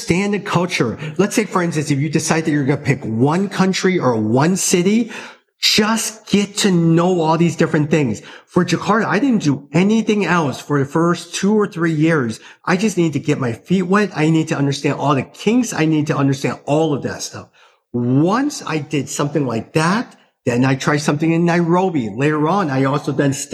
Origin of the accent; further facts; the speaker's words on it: United States; As an American